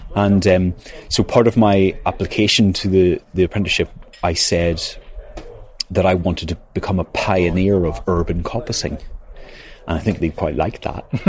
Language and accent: English; Northern Ireland, United Kingdom; moved away as an adult; also born or lived in Manchester, United Kingdom; now in County Wicklow, Ireland; I grew up in Northern Ireland